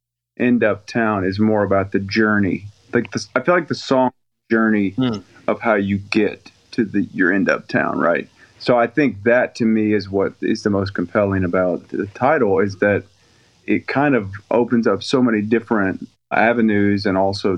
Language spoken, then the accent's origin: English; the North, United States; now in Southern US; because I was raised in the North, married a Southern girl.